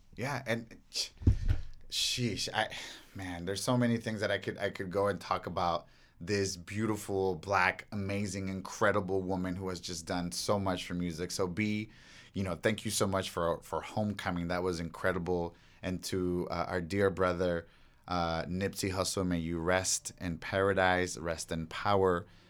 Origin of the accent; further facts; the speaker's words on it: Los Angeles, California, United States; growing up here in, in freaking, uh, L